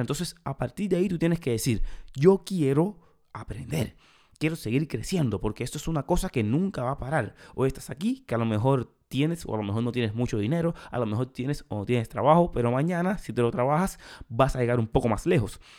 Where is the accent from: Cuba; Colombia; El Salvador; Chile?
Cuba; moved away; En mi país, en Cuba, hay muchísimo talento